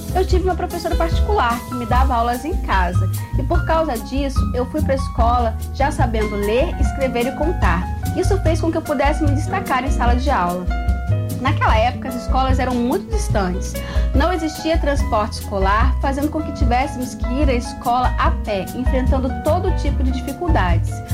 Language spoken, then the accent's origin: Portuguese; Itaboraí, Rio de Janeiro, Brazil; also born or lived in São Gonçalo; Eu nasci em São Gonçalo e morei grande parte da minha vida na cidade de Itaboraí, em um bairro chamado Aldeia da Prata.